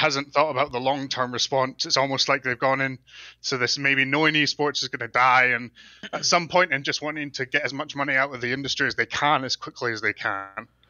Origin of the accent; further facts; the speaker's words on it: Scotland, United Kingdom; now in Calgary, Canada; I'm calling from Calgary, Alberta, Canada, but I'm originally from Scotland.